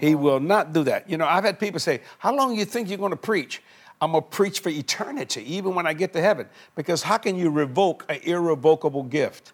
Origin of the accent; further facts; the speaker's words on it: South Louisiana, United States; I'm just a Cajun boy from South Louisiana